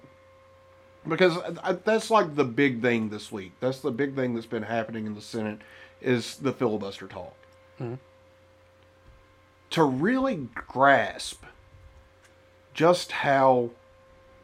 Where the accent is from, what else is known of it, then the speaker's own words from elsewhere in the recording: United States; As an American